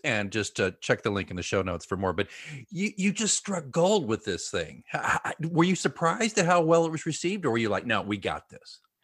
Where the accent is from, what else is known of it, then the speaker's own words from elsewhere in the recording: Oklahoma, United States; Grew up in Oklahoma, uh, public education. Not, I wasn't in Tulsa.